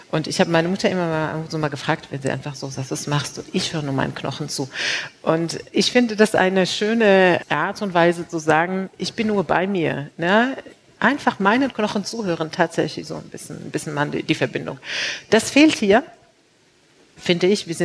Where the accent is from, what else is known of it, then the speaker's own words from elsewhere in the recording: Morocco; born there; also born or lived in China; nicht nur als Frau, sondern als gebürtige Marokkanerin, die natürlich auch überall äh, gelebt hat.